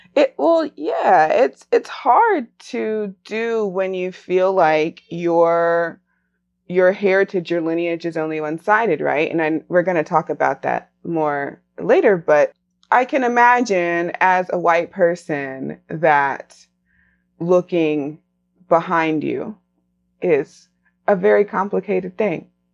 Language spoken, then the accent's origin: English; Raleigh, North Carolina, United States; after leaving Raleigh, returning to Raleigh, married